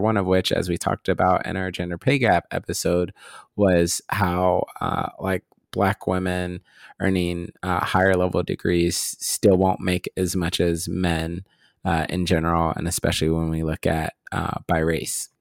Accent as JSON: {"language": "English", "region": "Midwest", "country": "United States", "tie": "born or raised there", "said": "us growing up in the Midwest"}